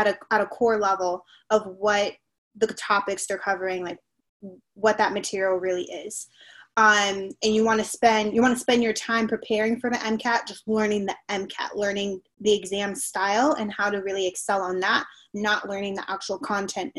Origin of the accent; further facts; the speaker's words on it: Miami, Florida, United States; moved away as an adult; also born or lived in North Carolina; I'm from Miami